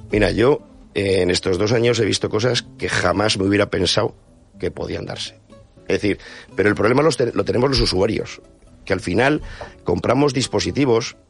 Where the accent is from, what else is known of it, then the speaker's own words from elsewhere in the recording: Bilbao, Basque Country, Spain; Soy de Bilbao